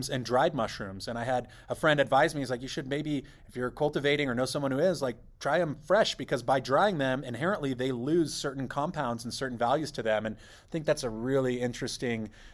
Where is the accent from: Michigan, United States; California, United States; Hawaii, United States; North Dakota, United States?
California, United States; moved away; also born or lived in Saudi Arabia; I grew up in California